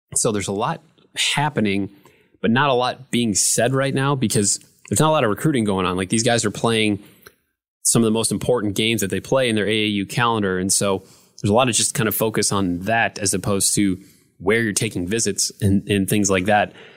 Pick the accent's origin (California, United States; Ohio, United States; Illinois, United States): Ohio, United States; Northwood; I grew up in Northwood, Ohio